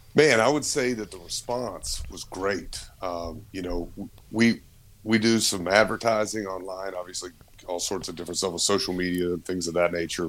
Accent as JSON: {"language": "English", "town": "Martinsville", "region": "Virginia", "country": "United States", "said": "We're originally from Southwest Virginia, right outside Martinsville Speedway"}